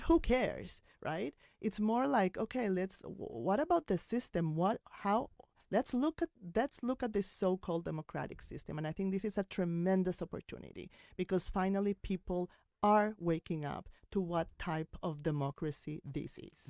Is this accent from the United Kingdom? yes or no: no; Colombia; now in New York, United States; I came from Colombia